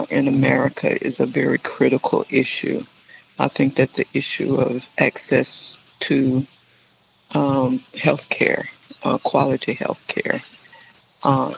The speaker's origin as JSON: {"language": "English", "town": "Gainesville", "region": "Georgia", "country": "United States", "tie": "born or raised there", "also_born_or_lived": "Charleston, South Carolina / Sandersville, Georgia", "said": "I'm born and raised in Gainesville, Georgia"}